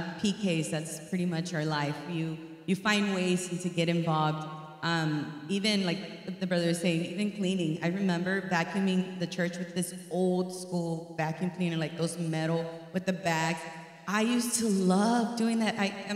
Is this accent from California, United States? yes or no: no; Houston, Texas, United States; also born or lived in Austin, Texas; I'm from Austin, Texas. I am a Houston native, though. I was born here.